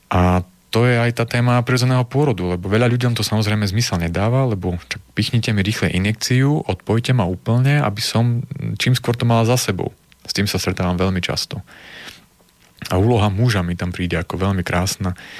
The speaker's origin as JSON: {"language": "Slovak", "town": "Prešov", "region": "Prešov Region", "country": "Slovakia", "moved": "yes", "lives_now": "Nitra, Slovakia", "said": "nepochádzam z Nitre, ale žijem v Nitre, pochádzam z Prešova"}